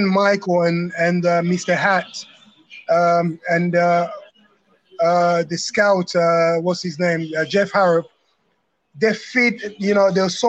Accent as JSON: {"language": "English", "region": "London", "country": "United Kingdom", "tie": "born or raised there", "also_born_or_lived": "Democratic Republic of the Congo", "said": "I grew up in London, East London"}